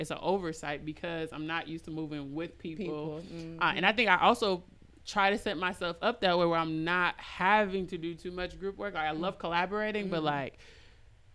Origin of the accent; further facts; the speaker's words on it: Minneapolis, Minnesota, United States; I grew up in the Midwest. I grew up in Minneapolis, Minnesota